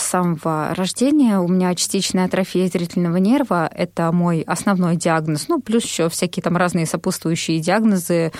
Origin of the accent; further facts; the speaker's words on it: Moscow, Russia; also born or lived in Barnaul; родилась я в Москве в 1987 году